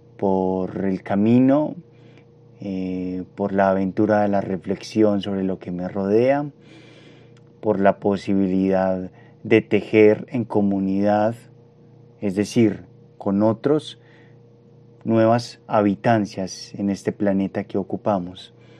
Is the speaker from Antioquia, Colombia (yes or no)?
yes; Medellín, Antioquia, Colombia; Nací en Medellín en 1992.